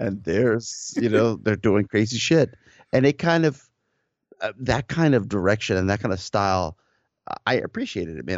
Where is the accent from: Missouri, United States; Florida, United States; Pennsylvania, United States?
Florida, United States; Miami; I grew up in South Miami, um, in the early eighties, you know, early nineties